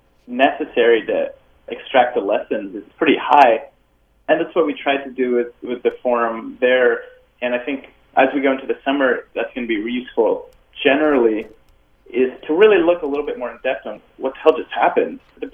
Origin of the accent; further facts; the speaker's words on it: Bay Area, California, United States; moved away as an adult; now in East Coast, United States; But I'm from the Bay Area